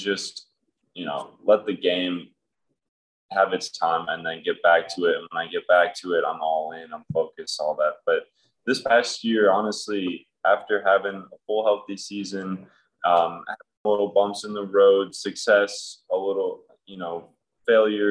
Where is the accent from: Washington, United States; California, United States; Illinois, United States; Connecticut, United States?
Illinois, United States; south suburbs of Chicago; I grew up in a place just south of Chicago in the suburbs